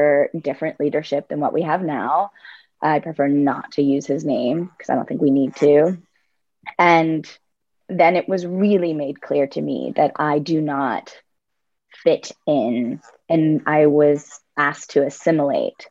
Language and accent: English; Altoona, Pennsylvania, United States; I grew up in Altoona, Pennsylvania